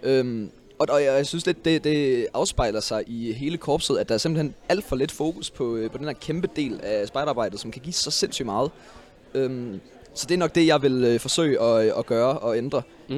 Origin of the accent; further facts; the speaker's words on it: Aarhus, Central Denmark Region, Denmark; min gruppe Gallerne hjemme i Aarhus